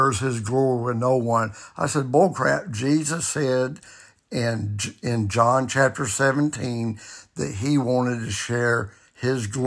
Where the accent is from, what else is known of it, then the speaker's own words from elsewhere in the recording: the South, United States; I was raised in the South in the 60s